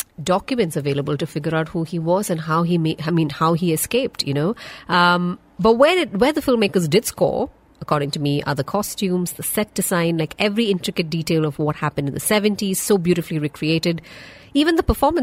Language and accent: English; South India, India; I'm South Indian